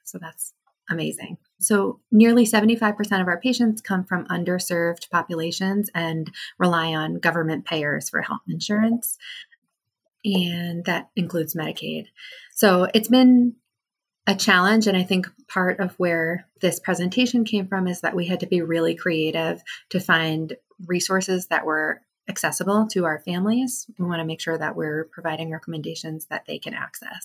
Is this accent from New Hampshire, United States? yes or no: yes; New Hampshire, United States; I grew up in New Hampshire